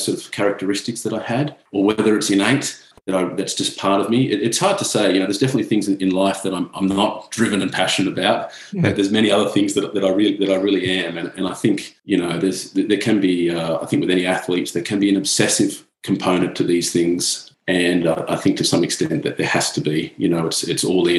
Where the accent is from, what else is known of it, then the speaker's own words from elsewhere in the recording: Sydney, New South Wales, Australia; moved away as an adult; also born or lived in Europe; from being a kid sort of growing up with the sport in Sydney